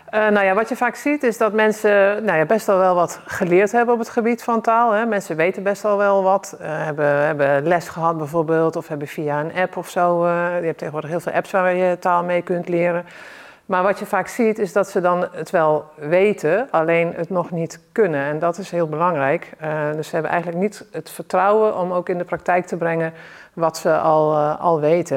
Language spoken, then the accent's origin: Dutch; South Limburg, Netherlands; also born or lived in North Holland; als jong kind eh, ben ik verhuisd van Noord-Holland naar, naar Zuid-Limburg.